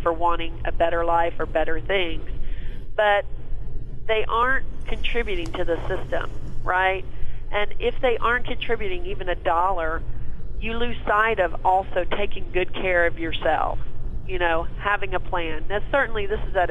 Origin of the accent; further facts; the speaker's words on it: Texas, United States; I'm from Texas